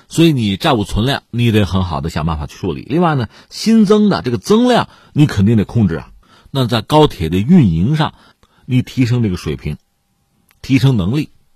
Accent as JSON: {"language": "Chinese", "country": "China", "said": "我们中国人"}